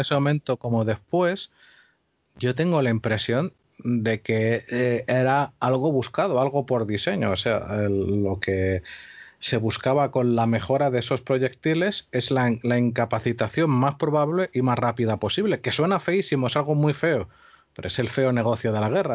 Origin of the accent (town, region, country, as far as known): Spain